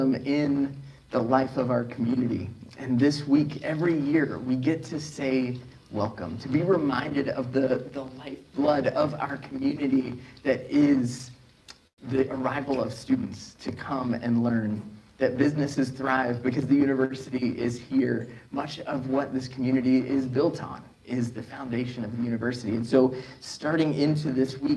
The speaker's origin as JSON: {"language": "English", "region": "West Virginia", "country": "United States", "tie": "born or raised there", "moved": "yes", "lives_now": "North Carolina, United States", "said": "growing up in West Virginia"}